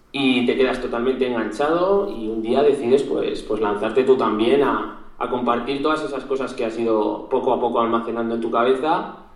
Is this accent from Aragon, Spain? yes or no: yes; Zaragoza, Aragon, Spain; tengo 25 años, soy de Zaragoza.